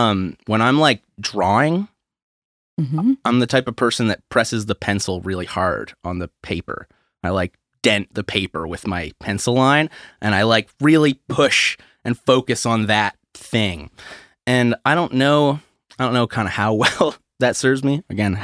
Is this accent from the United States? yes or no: no; St. Stephen, New Brunswick, Canada; St. Stephen, New Brunswick.